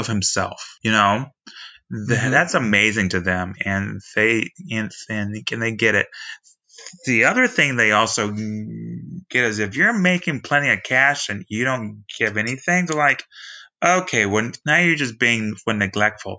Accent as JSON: {"language": "English", "region": "Texas", "country": "United States", "said": "I'm from Texas"}